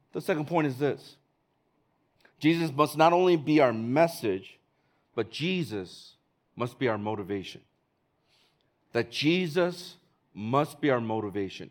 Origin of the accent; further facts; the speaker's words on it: Chicago, Illinois, United States; now in Hong Kong; I'm from Chicago.